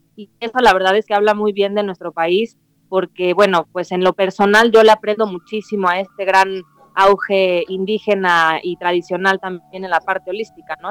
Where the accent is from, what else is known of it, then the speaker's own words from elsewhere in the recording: Mexico; soy mexicana, soy nacida aquí en México